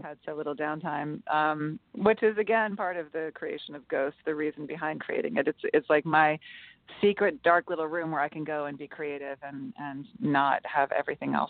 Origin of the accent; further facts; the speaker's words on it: New York, United States; I'm a New Yorker